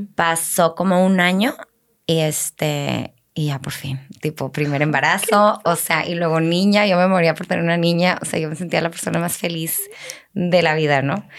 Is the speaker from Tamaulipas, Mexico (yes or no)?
no; Chihuahua, Mexico; moved away as an adult; also born or lived in Laredo; now in Monterrey, Mexico; yo este, nací en Laredo, o sea, no nací en Chihuahua tampoco, pero nos fuimos a vivir a Chihuahua cuando, cuando estábamos chiquitas por el trabajo de mi papá. Ok. Este, entonces crecí en Chihuahua